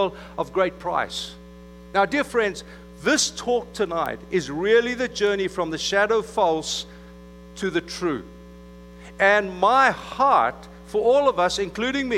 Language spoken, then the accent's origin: English; South Africa; moved away; I was from South Africa amongst the Afrikaans community. That's kind of Redneckville. And so I went to high school in an English-speaking community